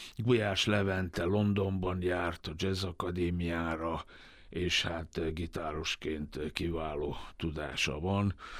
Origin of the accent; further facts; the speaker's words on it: Vojvodina, Serbia; moved away; vajdasági magyarként